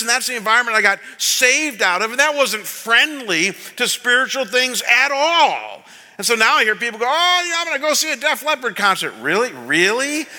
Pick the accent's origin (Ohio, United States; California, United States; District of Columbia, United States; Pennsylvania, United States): Ohio, United States; Cleveland; moved away; when I was pastoring back in Cleveland in my hometown